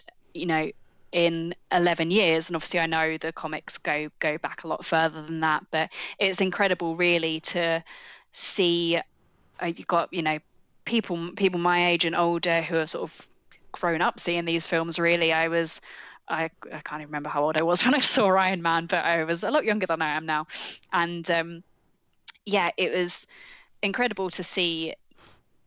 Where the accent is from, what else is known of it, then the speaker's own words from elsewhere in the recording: United Kingdom; I'm British